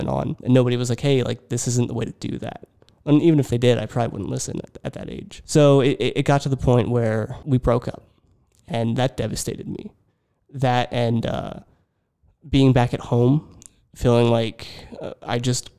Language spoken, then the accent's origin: English; Richland, Pennsylvania, United States; also born or lived in Lebanon, Pennsylvania / Philadelphia; I grew up in a very small town, Richland, Pennsylvania